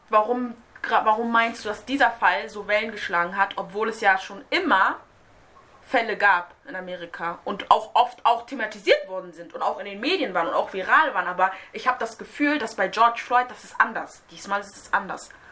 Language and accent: German; Hamburg, Germany; Ich bin hier in Hamburg zur Schule gegangen